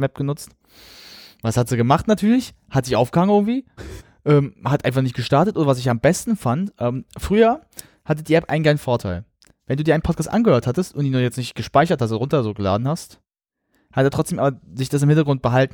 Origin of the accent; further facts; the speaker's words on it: Germany; ich bin Deutscher